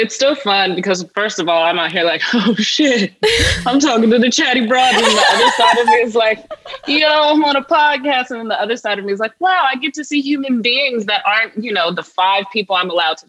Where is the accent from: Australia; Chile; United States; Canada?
United States; Richmond, Virginia; I'm from Virginia, so I grew up in the heart of the Confederacy and went to school like in Richmond, Virginia, the capital of the Confederacy.